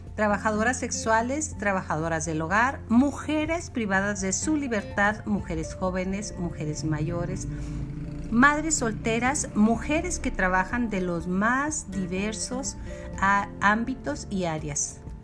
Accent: Chihuahua, Mexico; accent: norteño; nosotros ya hablamos como tipo norteño, mi linda. Bueno, así hablamos en Chihuahua

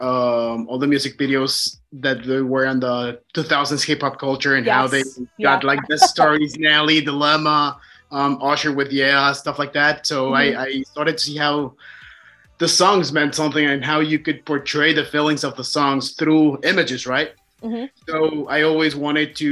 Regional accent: Mexico City, Mexico; moved away as an adult; now in Ontario, Canada; I am originally from Mexico City.

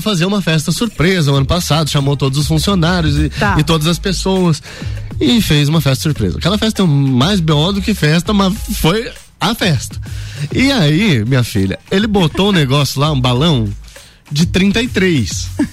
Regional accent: Lages, Santa Catarina, Brazil; also born or lived in São Paulo; mas sou de Lages

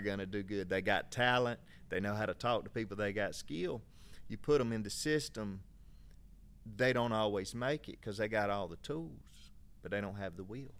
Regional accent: Valdosta, Georgia, United States; we're from Valdosta, so not far from here

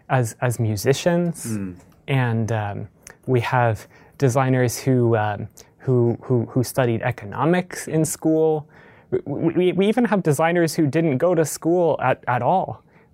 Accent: Columbus, Ohio, United States; I grew up in Columbus, Ohio.

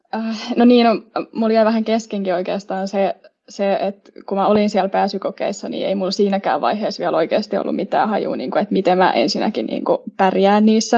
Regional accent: Espoo, Uusimaa, Finland; moved away as an adult; now in Turku, Finland; Espoosta olen kotoisin ja tänne Turkuun olen eksynyt nyt opintojen perässä.

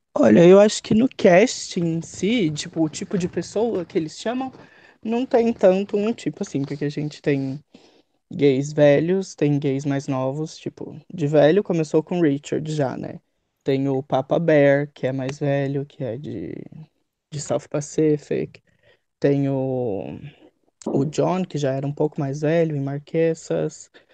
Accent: São Paulo, Brazil; eu sou de São Paulo, tenho 25 anos

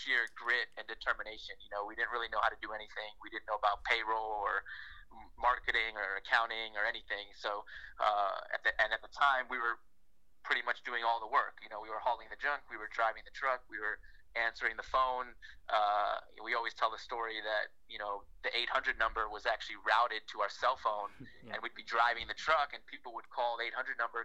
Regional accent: Washington, District of Columbia, United States; moved away as an adult; also born or lived in Miami, Florida; We grew up in Washington, D.C.

